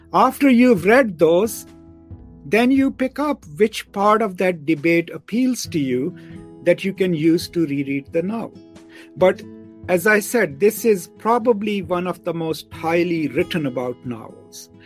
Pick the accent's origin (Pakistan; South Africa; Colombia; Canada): Pakistan; now in Dallas, United States; I'm a Pakistani